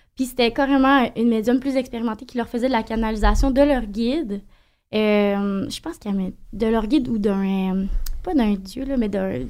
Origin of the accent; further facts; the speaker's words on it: Saint-Honoré, Quebec, Canada; Puis je viens d'un petit village.